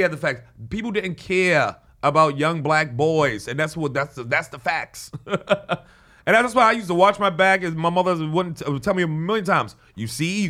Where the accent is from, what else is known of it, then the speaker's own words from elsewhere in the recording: New York City, New York, United States; growing up in New York City